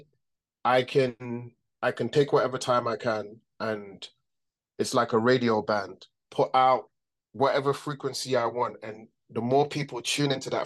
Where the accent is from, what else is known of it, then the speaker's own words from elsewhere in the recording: London, United Kingdom; I grew up in London, though